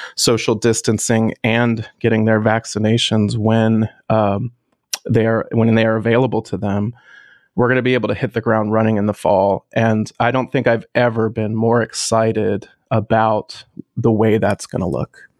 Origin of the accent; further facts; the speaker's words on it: West Virginia, United States; also born or lived in Pittsburgh; my hometown orchestra being from West Virginia